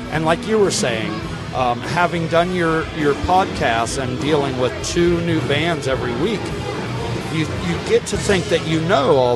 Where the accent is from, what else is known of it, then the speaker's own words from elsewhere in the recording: Cedarville, Ohio, United States; But I will say, uh, when I was young, I lived in Cedarville, okay. Ohio